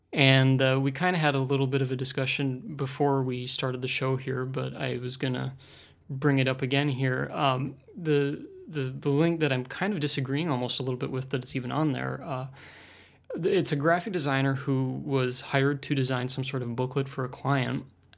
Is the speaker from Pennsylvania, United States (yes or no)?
no; Milwaukee, Wisconsin, United States; I'm from Milwaukee, Wisconsin, just up the road from Jessica here.